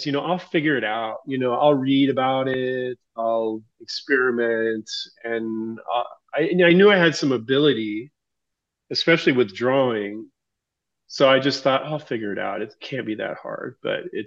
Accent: Tacoma, Washington, United States; now in New Hampshire, United States; Born and raised in the Seattle area in Tacoma, Washington. I now reside in the state of New Hampshire on the other side of the country

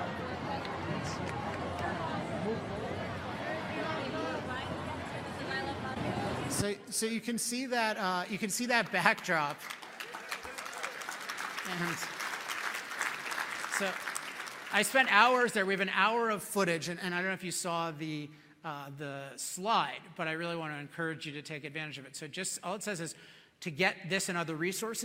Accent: Chevy Chase, Maryland, United States; now in California, United States; I grew up in Chevy Chase, Maryland, which is a suburb of Washington, D.C.

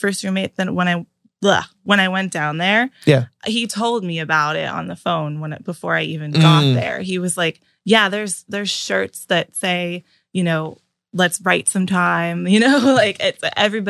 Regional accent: Pittsburgh, Pennsylvania, United States; moved away as an adult; now in Nashville, United States; I'm originally from Pittsburgh, PA, Dormont, specifically. I moved to Nashville about 2 years ago

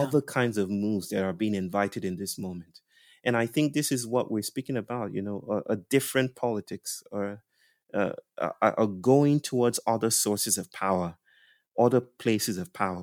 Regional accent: Nigeria; I was brought up in Christianized Nigeria

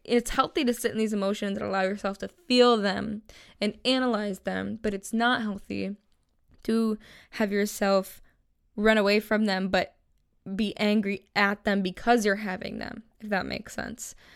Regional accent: Buffalo, New York, United States; moved away as an adult; now in Los Angeles, United States; I'm originally from Buffalo, New York

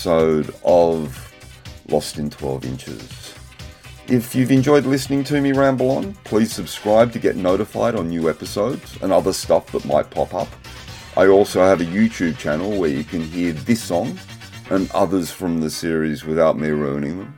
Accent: Sydney, New South Wales, Australia; growing up in the North Shore with my parents

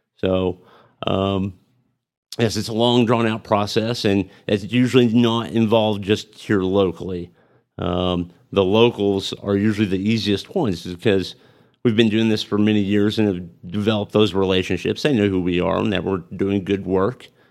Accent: Amarillo, Texas, United States; also born or lived in Pampa, Texas / Tulsa, Oklahoma; I was born in Amarillo, and I've spent most of my life in Amarillo. I spent, uh, a few years in Pampa. I went to middle school and high school in Pampa

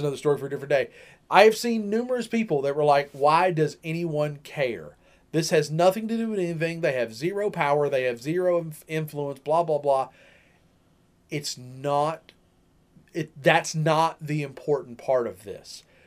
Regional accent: United States; I am an American.

